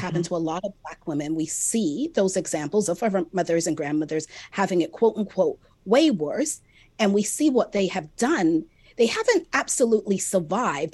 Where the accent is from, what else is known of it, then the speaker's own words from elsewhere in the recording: Jamaica; I'm also Jamaican